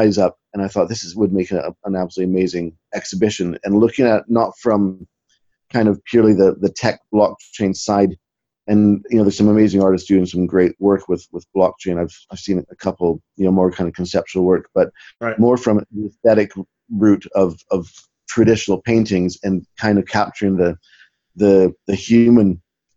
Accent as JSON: {"language": "English", "region": "Western Canada", "country": "Canada", "moved": "as an adult", "lives_now": "Scotland, United Kingdom", "said": "I came from originally from Canada, Western Canada, but I put on a backpack about 20 years ago. Ended up in Scotland about 18 years ago"}